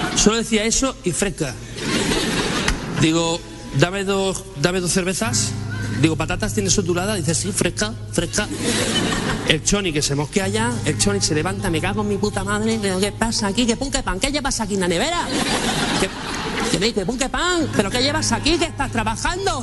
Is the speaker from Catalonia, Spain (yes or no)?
yes; Barcelona, Catalonia, Spain; ser de Barcelona